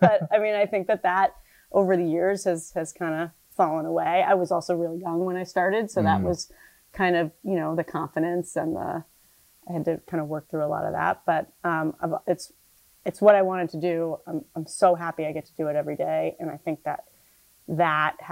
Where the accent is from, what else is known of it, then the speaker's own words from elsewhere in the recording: New Jersey, United States; moved away as an adult; now in Annapolis, United States; I'm from New Jersey